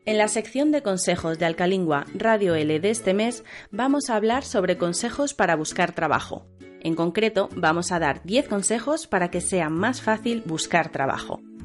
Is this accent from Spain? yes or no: yes; central Spain, Spain; Nosotras, como somos del centro de España, podemos diferenciarlo en nuestra pronunciación